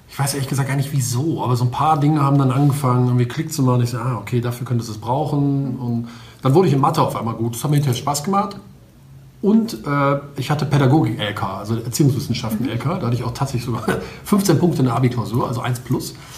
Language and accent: German; Wuppertal, North Rhine-Westphalia, Germany; now in Düsseldorf, Germany; ich komme aus, ähm, eigentlich aus Wuppertal, wohne aber in Düsseldorf